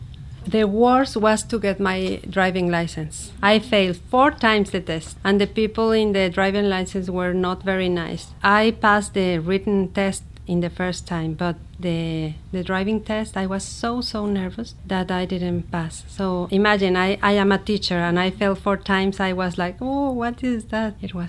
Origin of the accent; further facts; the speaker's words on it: Mexico City, Mexico; English is a second language; moved away as an adult; now in Pittsburgh, United States; I come from Mexico City and I born in April 12, 1963.